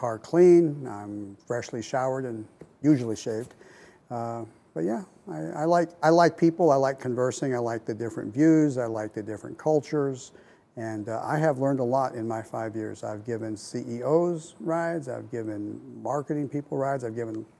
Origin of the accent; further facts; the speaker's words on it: Southern California, United States; now in Portland, United States; Southern Cal.